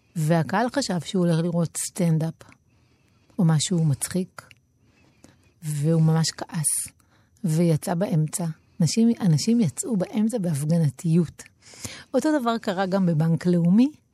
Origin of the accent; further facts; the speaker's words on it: Tel Aviv-Yafo, Tel Aviv District, Israel; נולדתי ביפו